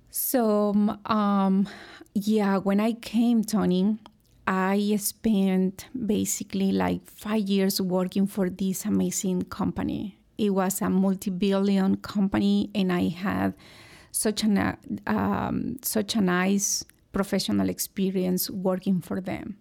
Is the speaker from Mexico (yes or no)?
yes; Hidalgo, Mexico; moved away as an adult; also born or lived in Monterrey, Mexico; now in United States; I grew up in a very small town in Mexico, in the state of, uh, Hidalgo